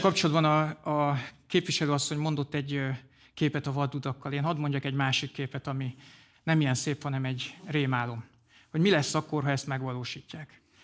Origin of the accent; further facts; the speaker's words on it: Komárom, Komárom-Esztergom, Hungary; now in Vértesszőlős, Hungary; Komáromban nőttem fel